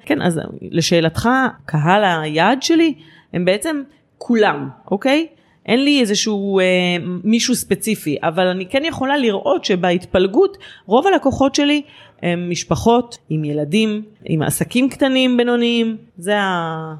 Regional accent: Rishon LeZion, Central District, Israel; אני גרה בראשון לציון מאז שנולדתי בערך

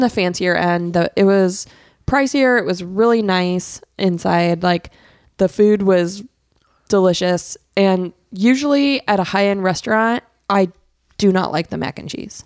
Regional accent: Arizona, United States; when I was growing up in Arizona

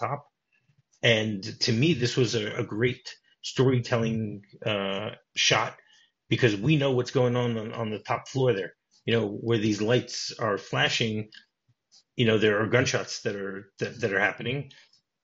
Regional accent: Detroit, Michigan, United States; now in Israel; I grew up in Detroit

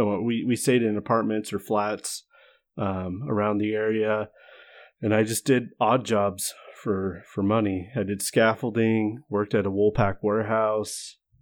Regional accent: United States; moved away as an adult; now in New Zealand; Of course I'm from the States.

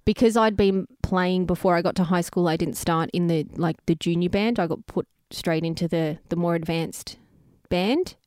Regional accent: Greensborough, Victoria, Australia; I grew up in Greensboro, near the baseball diamond.

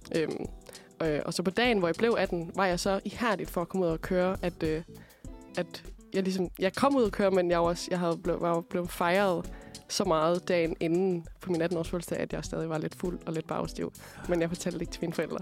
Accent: Aalborg, North Denmark Region, Denmark; jeg er fra Aalborg

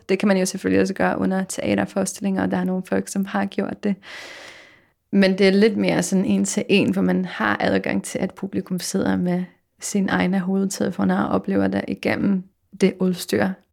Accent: Poland; accent: Polish; Danish is a second language; now in Denmark; jeg kunne høre min egen polsk accent

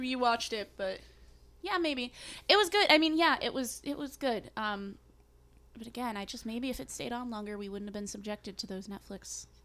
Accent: New England, United States; I'm from New England

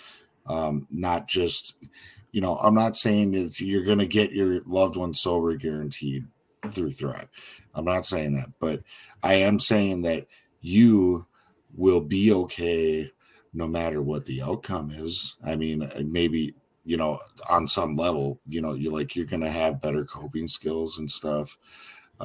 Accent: Minnesota, United States; We're both from Minnesota

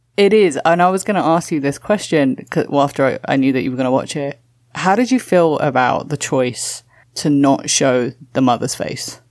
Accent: London, United Kingdom; moved away as an adult; also born or lived in Toronto, Canada / Walthamstow, London; now in New York, United States; I grew up in London and I'm now living in New York

